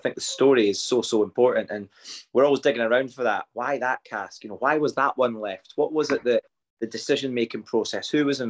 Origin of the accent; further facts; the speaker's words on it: Fife, Scotland, United Kingdom; I grew up in Fife